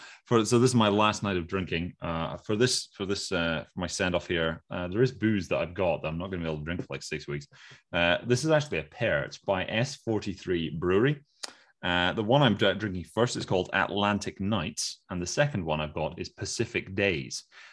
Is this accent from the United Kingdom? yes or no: yes; United Kingdom; Like, well, no, we're British.